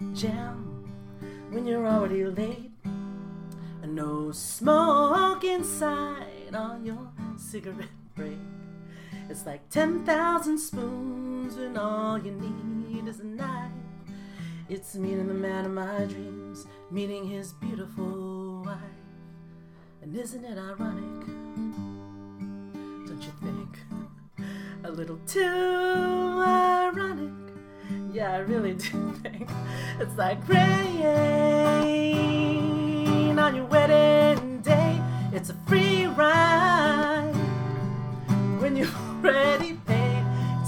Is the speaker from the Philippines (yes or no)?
yes; Philippines; this weekend, I'm also I'm Filipina.